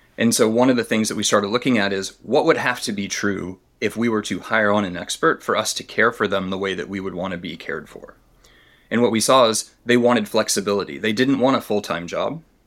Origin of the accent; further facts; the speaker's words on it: Tennessee, United States; I grew up in Tennessee